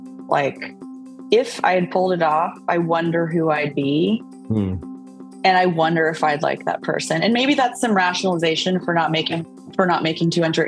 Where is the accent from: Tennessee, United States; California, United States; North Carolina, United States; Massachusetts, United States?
California, United States; Sacramento; also born or lived in San Diego, California; I grew up mostly in Sacramento. I was born in San Diego